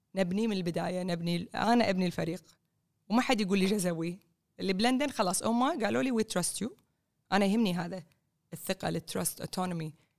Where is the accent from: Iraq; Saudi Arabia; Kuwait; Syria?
Kuwait; also born or lived in New York; انا كويتيه